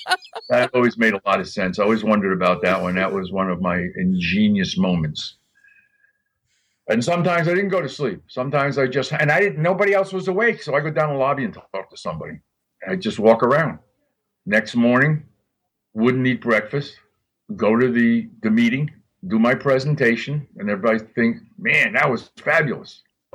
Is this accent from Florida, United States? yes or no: yes; Miami, Florida, United States; And since I came from Miami and I knew I had the best, I didn't give a shit.